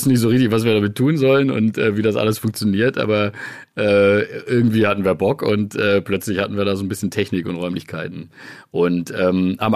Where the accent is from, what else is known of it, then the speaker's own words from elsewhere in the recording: Biberach an der Riss, Baden-Württemberg, Germany; freut mich natürlich auch sehr, dass du direkt erstmal mit meiner Heimat anfängst. Äh, dazu muss man tatsächlich wissen, dass wir äh, äh, in Biberach an der Riss ja ein großes Pharmaunternehmen haben